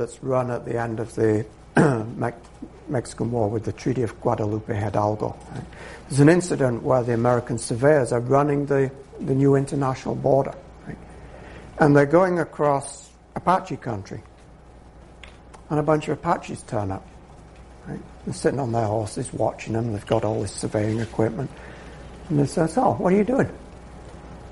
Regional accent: United Kingdom; being British

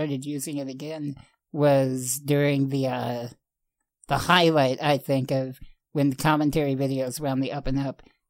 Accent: Rockford, Illinois, United States; That whole documentary is filmed here in my hometown.

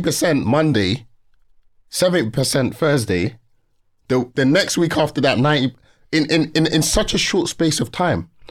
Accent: London, United Kingdom; born and raised in Peckham

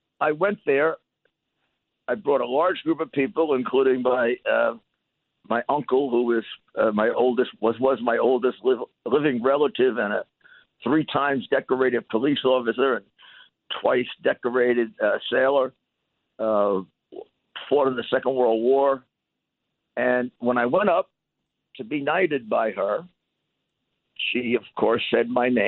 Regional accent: United States

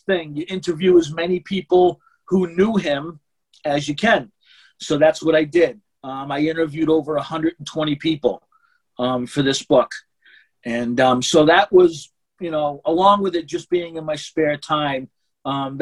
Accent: Boston, Massachusetts, United States; I was from Boston

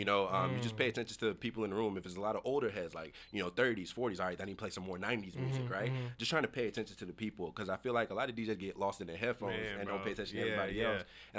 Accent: the South, United States; And I'm from the South.

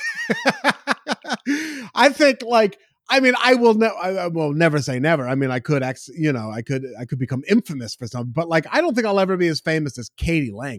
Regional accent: Beaverton, Oregon, United States; now in Los Angeles, United States; I'm from Beaverton

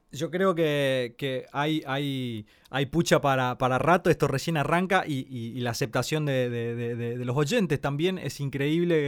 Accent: Corrientes, Argentina; siendo correntino

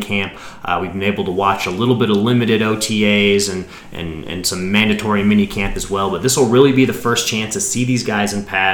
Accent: Fort Collins, Colorado, United States; Grew up in Fort Collins, Colorado at Rocky Mountain High School

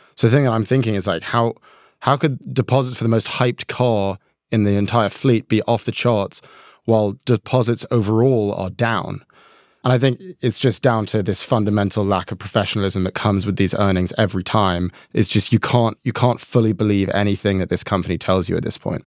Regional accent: New York, United States; born or raised there

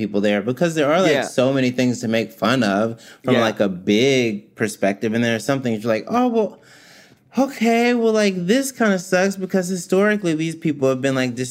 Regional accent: Mississippi, United States; moved away; I am from Mississippi originally

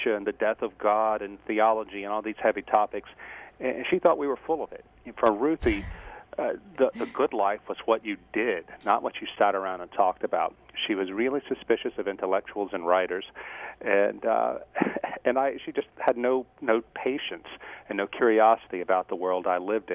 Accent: St. Francisville, Louisiana, United States; moved away as an adult; also born or lived in Philadelphia; there was actually a lot of good here in St. Francisville, the little town, and we moved here with our family from Philadelphia, and we now live in my hometown again.

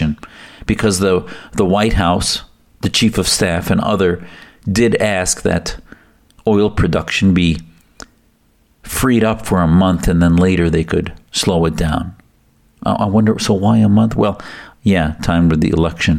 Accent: United States; as American Muslims

